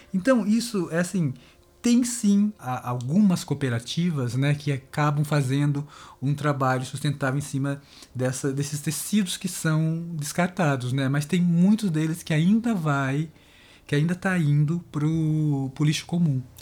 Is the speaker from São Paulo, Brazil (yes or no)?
yes; Sorocaba, São Paulo, Brazil; moved away as an adult; now in Campinas, Brazil; eu sou de Sorocaba, né? Mas eu tô em Campinas já faz, sei lá, uns 28 anos mais ou menos